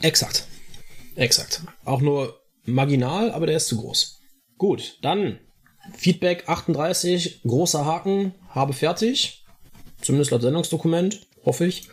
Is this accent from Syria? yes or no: no; Austria; now in Cologne, Germany; ich bin Österreicher